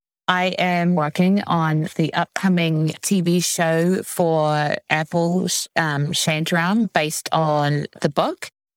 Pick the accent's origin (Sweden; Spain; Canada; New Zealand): New Zealand; I grew up in New Zealand in my defense.